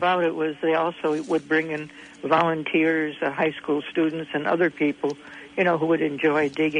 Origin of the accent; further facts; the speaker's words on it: Erie County, New York, United States; moved away; I'm from Erie County originally